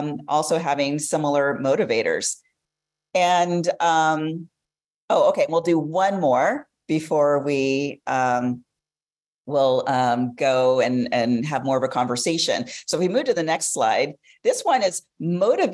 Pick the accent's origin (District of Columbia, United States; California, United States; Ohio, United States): California, United States; Los Angeles; I'm from Los Angeles